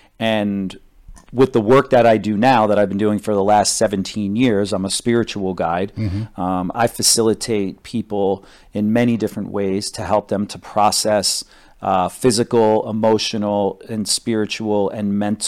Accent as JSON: {"language": "English", "region": "New Jersey", "country": "United States", "tie": "born or raised there", "moved": "as an adult", "said": "I grew up in New Jersey and on the Jersey Shore. And then when I was 18, I went to New York to model because I needed a job and to make some money."}